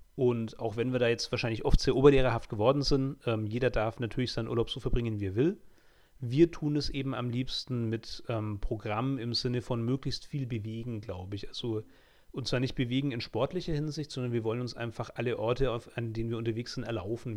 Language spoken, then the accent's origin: German; Germany; als Deutscher